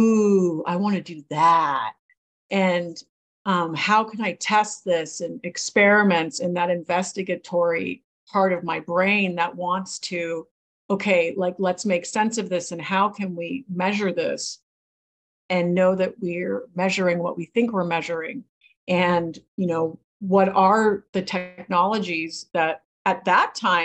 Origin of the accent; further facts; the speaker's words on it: New England and Maine, United States; now in California, United States; I grew up in New England and Maine